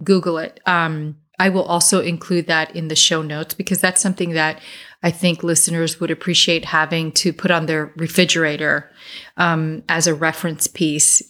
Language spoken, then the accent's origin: English; New Jersey, United States; accent: Jersey; my Jersey accent